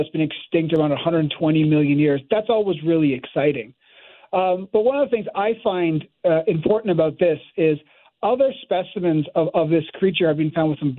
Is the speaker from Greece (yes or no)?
no; Canada; moved away as an adult; also born or lived in Montreal; now in United States; I'm now working in the States, but I'm Canadian, and I was originally at Montreal